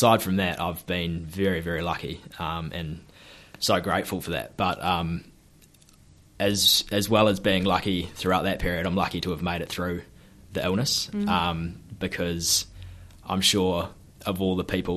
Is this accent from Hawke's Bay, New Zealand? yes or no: yes; Hawke's Bay, New Zealand; also born or lived in Gisborne; I'm born and bred in Hawke's Bay and spent a bit of time in Gisborne as a kid as well